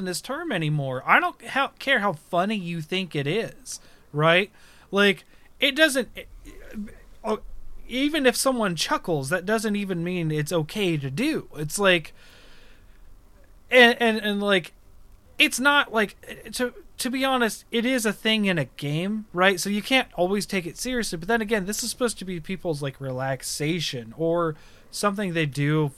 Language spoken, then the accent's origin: English; Ohio, United States; I am from the Shawnee tribe here in Ohio. And granted, I'm a mix, obviously. But, like, I grew up in the tribe.